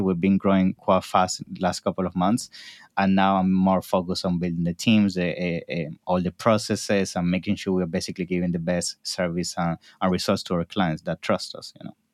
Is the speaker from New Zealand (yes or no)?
no; Venezuela; moved away as an adult; also born or lived in Naples, Italy / New York, United States / Toronto, Canada; now in London, United Kingdom; Yes, I was born in Italy, in Naples, when I was around three, my family, eh, moved for business purposes to Venezuela.